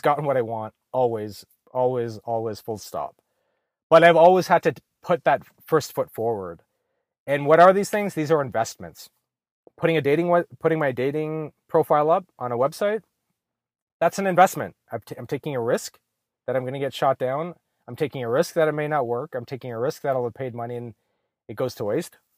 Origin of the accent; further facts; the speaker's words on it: Ottawa, Ontario, Canada; moved away as an adult; now in Los Angeles, United States; I'm from Ottawa, Canada